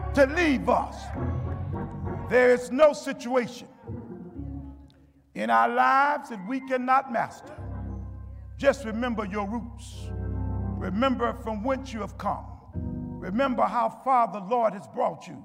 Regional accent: United States; We as black folks, we as African American people

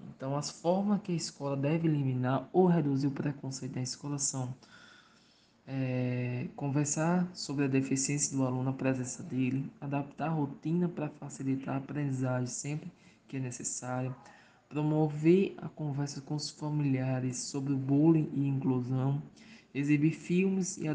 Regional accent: Mossoró, Rio Grande do Norte, Brazil; sou do estado do Rio Grande do Norte, na cidade de Mossoró.

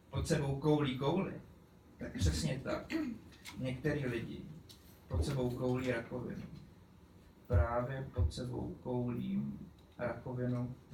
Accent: Pardubice, Pardubice Region, Czechia; jsem původně z Koněpulek, respektive Pardubic.

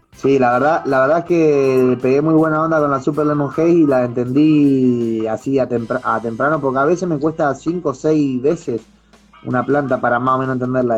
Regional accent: Argentina; siendo argentino, acá en, Argentina

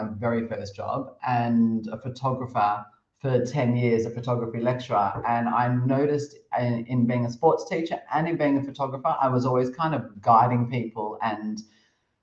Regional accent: Australia; moved away as an adult; also born or lived in Cambodia; now in Thailand; As an Australian

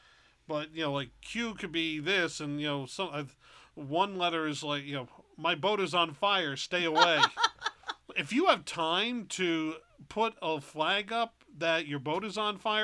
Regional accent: Rhode Island, United States; Growing up in Rhode Island and going to a private school

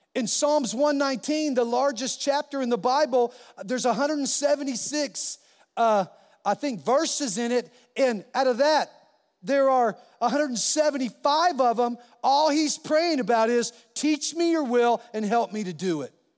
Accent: California, United States; now in New Mexico, United States; I'm a Californian. I, by birth, and, uh, a New Mexican by choice, because this is my home state. But I was born in California.

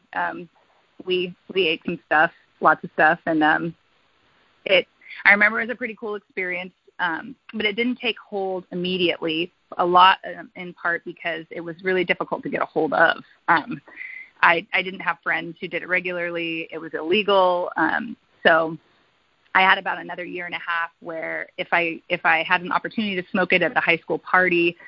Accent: United States; I'm from Washington

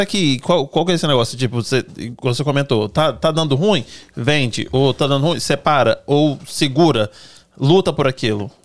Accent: Cachoeiro de Itapemirim, Espírito Santo, Brazil; moved away as an adult; Eu também sou de um lugar quente assim também, Cachoeiro Tapimirim. E, e eu falo para as pessoas que eu já tive calor suficiente quando eu morei meus 19 anos lá

